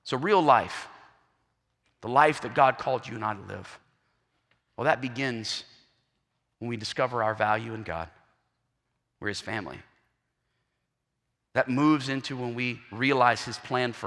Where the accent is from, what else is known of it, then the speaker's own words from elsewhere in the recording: South Carolina, United States; I'm from South Carolina